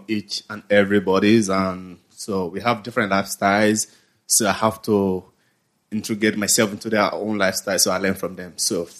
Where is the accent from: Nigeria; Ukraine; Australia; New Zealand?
Nigeria; now in Thailand; I'm from Nigeria.